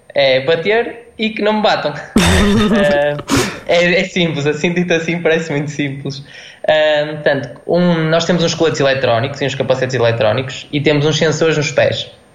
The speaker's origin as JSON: {"language": "Portuguese", "town": "Guimarães", "region": "Norte", "country": "Portugal", "said": "eu sou de, sou de Guimarães"}